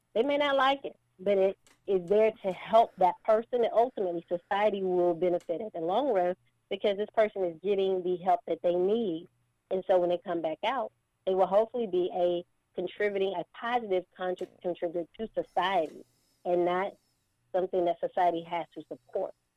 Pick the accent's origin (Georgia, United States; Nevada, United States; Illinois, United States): Georgia, United States; Baldwin County; I'm from Baldwin County, also having lived here and, and, and raised here